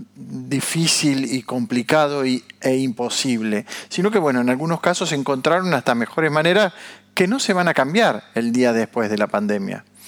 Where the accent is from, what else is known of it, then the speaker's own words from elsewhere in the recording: Argentina; como argentinos